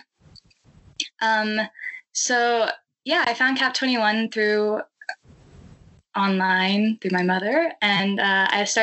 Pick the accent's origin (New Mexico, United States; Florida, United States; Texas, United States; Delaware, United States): Texas, United States; White Oak; also born or lived in Ridgewood, Queens, New York; now in New York, United States; But I'm originally from a very small town in Texas called White Oak.